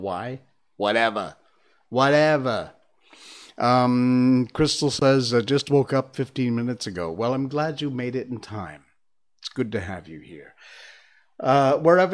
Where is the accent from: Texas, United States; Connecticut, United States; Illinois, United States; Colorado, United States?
Connecticut, United States; moved away; we were born and bred in Connecticut, which is in the Northeast U.S.